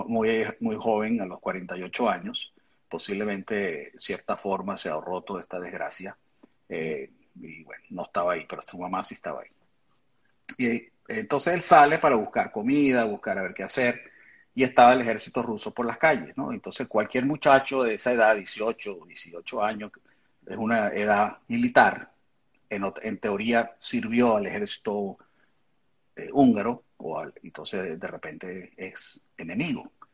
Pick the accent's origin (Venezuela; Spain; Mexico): Venezuela; moved away as an adult; now in United States; cuando éramos niños en Venezuela